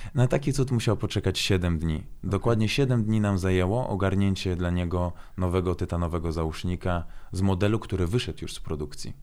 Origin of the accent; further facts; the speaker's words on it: Włocławek, Kuyavian-Pomeranian Voivodeship, Poland; Polish is a second language; moved away as an adult; also born or lived in Baku, Azerbaijan; now in Warsaw, Poland; kocham Włocławek, tam się wychowałem, mam tam e, rodzinę, przyjaciół